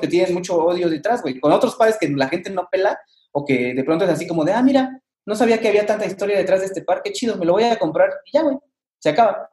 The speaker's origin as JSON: {"language": "Spanish", "country": "Mexico", "said": "somos mexicanos y somos latinos"}